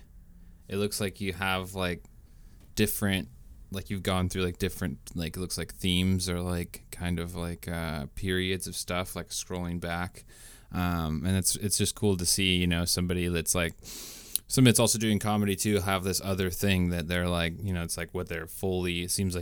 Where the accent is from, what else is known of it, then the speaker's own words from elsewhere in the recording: Washington, United States; now in Bay Area, United States; I'm from Washington State